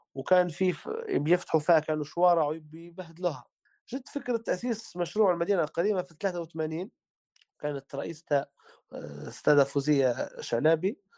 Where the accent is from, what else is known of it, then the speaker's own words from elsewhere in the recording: Tripoli, Tripoli District, Libya; إحنا عندنا في طرابلس